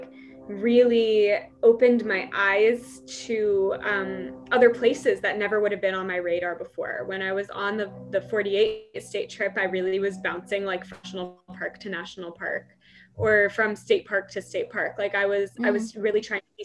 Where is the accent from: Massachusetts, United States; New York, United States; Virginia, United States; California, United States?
California, United States; moved away as an adult; California is my favorite state, but it is also my home state